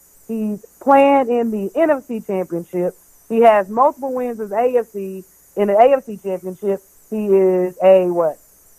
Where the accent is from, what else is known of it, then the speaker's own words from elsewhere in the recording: Dallas, Texas, United States; growing up in Dallas